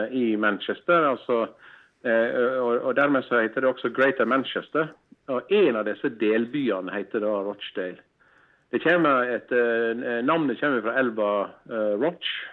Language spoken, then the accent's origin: Norwegian; Stryn, Vestland, Norway; vi kom fra Stryn